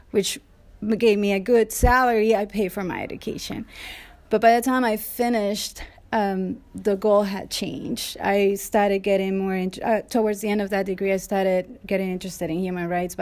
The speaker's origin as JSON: {"language": "English", "country": "Colombia", "moved": "as an adult", "lives_now": "United States", "said": "I moved here 20 years ago from Colombia."}